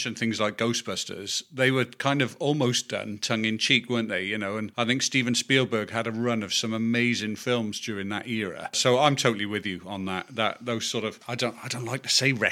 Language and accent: English; Wales, United Kingdom; I'm a Welshman myself